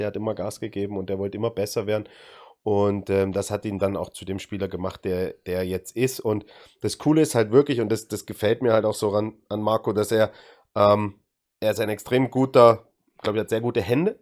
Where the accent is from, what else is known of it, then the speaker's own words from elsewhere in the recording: Dresden, Saxony, Germany; aus meiner Heimatstadt, aus Dresden